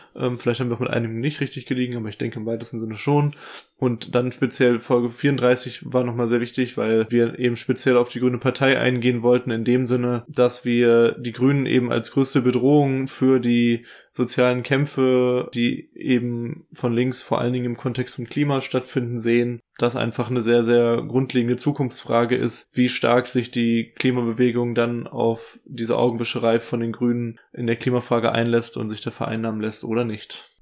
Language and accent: German; West Germany, Germany; als Wessi